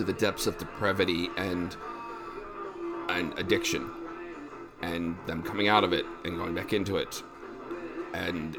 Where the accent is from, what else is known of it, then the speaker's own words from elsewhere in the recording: Pennsylvania, United States; we're all from Pennsylvania at some level